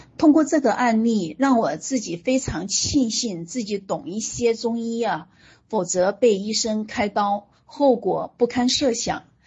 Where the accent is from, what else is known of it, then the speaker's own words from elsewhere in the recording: Huanggang, Hubei, China; moved away as an adult; also born or lived in Hunan / Xi'an / Shenzhen / Canada; now in Foshan, China; 我出生在湖北黄冈，呃，大家都知道的一个顺产学霸的小城市啊